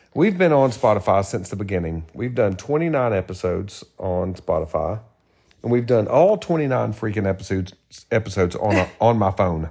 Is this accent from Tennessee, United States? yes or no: yes; Tennessee, United States; moved away; I'm from Tennessee